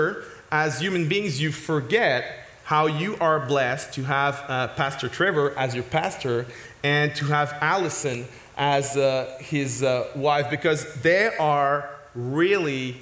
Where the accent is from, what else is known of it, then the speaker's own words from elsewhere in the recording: Quebec, Canada; accent: French; first language French; English is a second language; I'm French speaking, but I'm not French. I'm a Quebecois